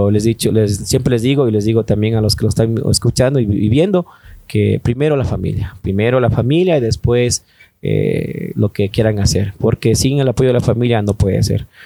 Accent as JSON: {"language": "Spanish", "region": "Pichincha", "country": "Ecuador", "said": "aquí en, Ecuador decimos vecina, vecino. Bueno, más que todo en Quito, ¿no?"}